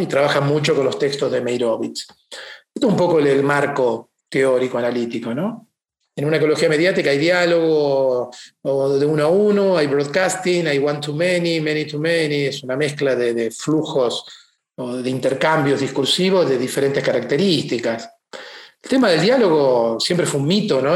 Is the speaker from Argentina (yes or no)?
yes; Argentina; moved away as an adult; also born or lived in Italy; Yo hace 31 años que me fui de Argentina